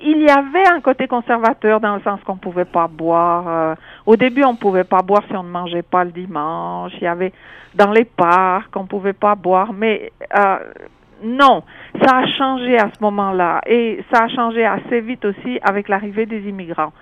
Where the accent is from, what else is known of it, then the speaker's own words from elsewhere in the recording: French-speaking Switzerland, near Sierre, Valais, Switzerland; moved away as an adult; also born or lived in Nigeria / Montreal, Canada; now in Toronto, Canada; je viens de Suisse